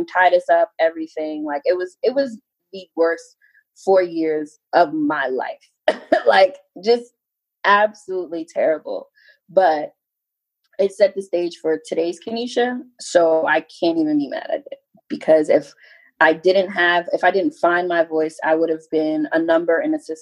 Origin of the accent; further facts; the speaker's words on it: New York City, New York, United States; moved away; I was raised in Far Rockaway, Queens, New York